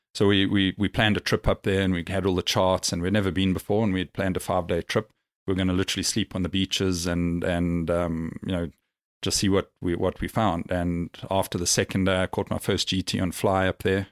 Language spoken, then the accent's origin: English; South Africa; now in Dubai, United Arab Emirates; being South African and we grew up, you know, exploring, camping